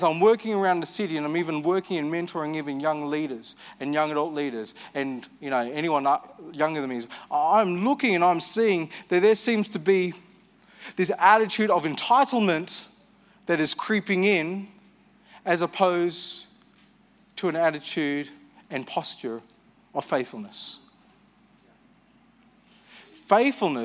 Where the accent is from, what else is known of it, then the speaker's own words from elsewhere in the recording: Armidale, New South Wales, Australia; I grew up in Armidale. I left Armidale